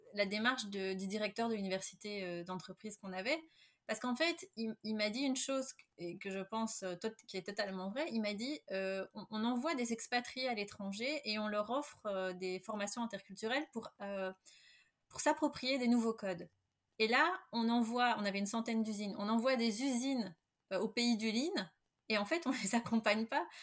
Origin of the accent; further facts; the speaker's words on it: Belgium; je suis belge